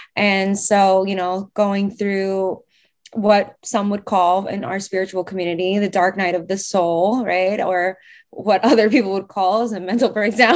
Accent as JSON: {"language": "English", "region": "New York", "country": "United States", "tie": "born or raised there", "said": "I'm born and raised in New York"}